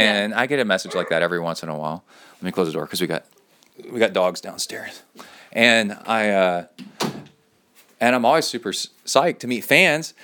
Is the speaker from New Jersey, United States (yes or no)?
no; Cincinnati, Ohio, United States; now in College Station, United States; I was born in Cincinnati and now live in College Station